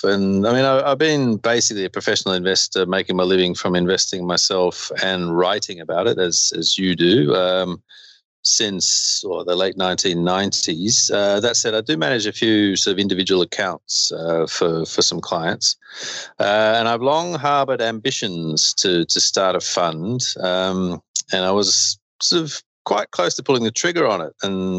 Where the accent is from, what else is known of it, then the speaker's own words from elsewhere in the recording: Queensland, Australia; I grew up in Queensland in Australia.